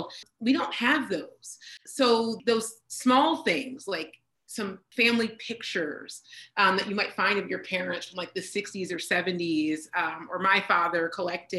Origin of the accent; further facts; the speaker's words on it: Pennsylvania, United States; we're from Pennsylvania.